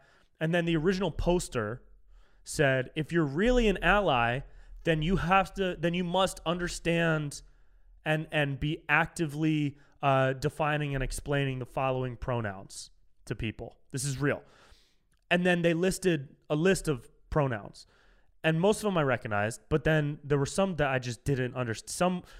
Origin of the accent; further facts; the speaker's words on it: California, United States; Whenever I said, like, I'm from California, but I identify as a Miami Dolphin now.